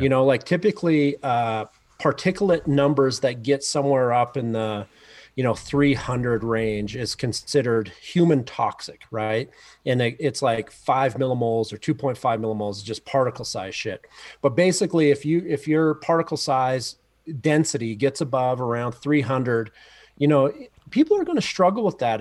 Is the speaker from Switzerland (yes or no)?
no; Canada; moved away as an adult; now in Mammoth Lakes, United States; being a Canadian coming down to go to school in the U S